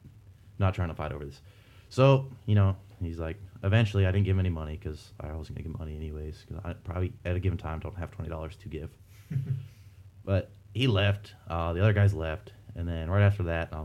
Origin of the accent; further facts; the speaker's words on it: Rocky Mountain range, Rocky Mountains, United States; also born or lived in Washington; I'm being from the Rocky Mountain range